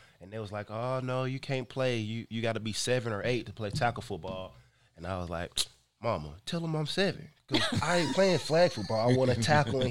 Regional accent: Gainesville, Georgia, United States; I grew up in Gainesville, Georgia.

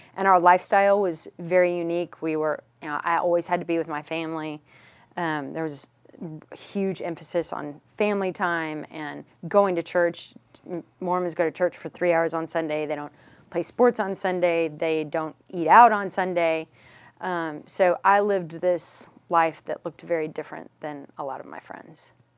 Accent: Richardson, Texas, United States; also born or lived in New Mexico; And yes, grew up here. Grew up in Richardson.

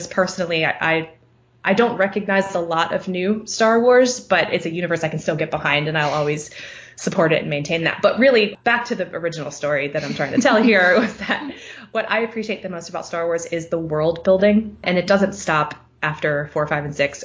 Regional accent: Maryland, United States; moved away; I grew up in Maryland

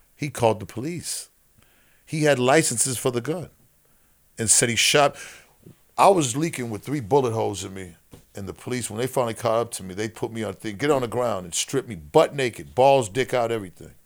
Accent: Boston, Massachusetts, United States; growing up in Boston

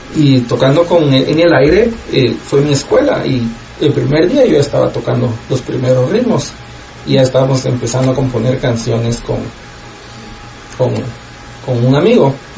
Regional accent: Guatemala; moved away as an adult; now in Los Angeles, United States; soy guatemalteco, como tú dijiste, vivo en Los Ángeles, California pues viví hasta que tenía 25 años en Guatemala, puro chapín

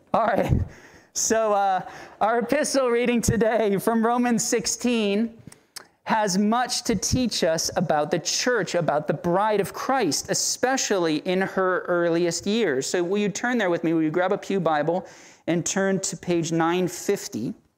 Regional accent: Central Florida, United States; now in Tallahassee, United States; in the city I was brought up in Central Florida, there's a high Puerto Rican population

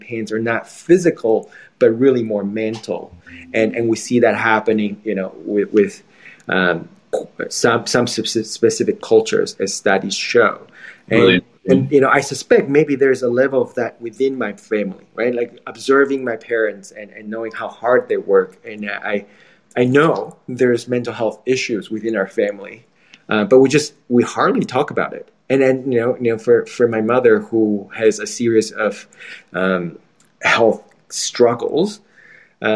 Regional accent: Taiwan; moved away; I'm from Taiwan

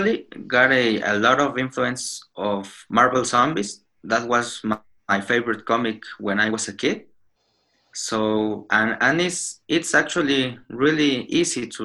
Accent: Mexico; I'm from Mexico

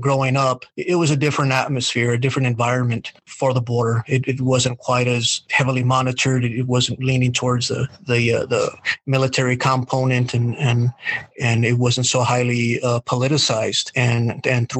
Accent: El Paso, Texas, United States; I was born in El Paso, a small neighborhood, heck, maybe a half mile from the border. And you know, I remember ever since I was a kid, I would see the migrants coming across, and they would go down our street

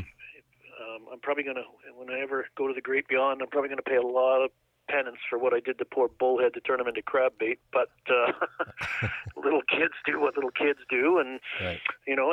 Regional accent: Liverpool, North West England, United Kingdom; moved away; I was born in England, uh, Liverpool

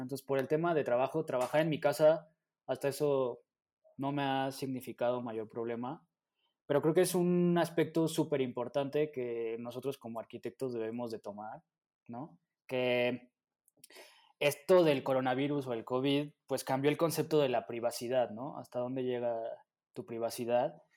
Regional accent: Mexico City, Mexico; nosotros como mexicanos, bueno, como, como habitantes de la Ciudad de México

